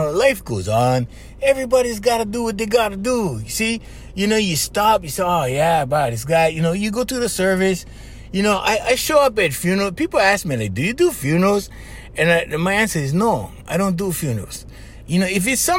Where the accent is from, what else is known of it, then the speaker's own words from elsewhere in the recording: Kauai, Hawaii, United States; where I come from Kauai